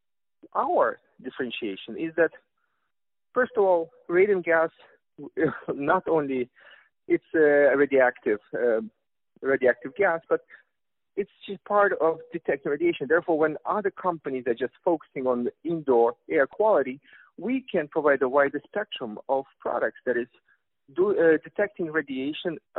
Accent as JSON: {"language": "English", "country": "Russia", "accent": "Russian", "second_language": "English", "said": "as you can tell from my Russian accent"}